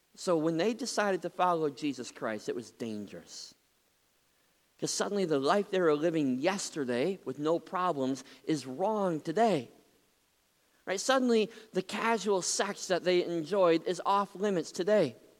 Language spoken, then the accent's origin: English; Muskegon, Michigan, United States; When I was just a kid growing up in Muskegon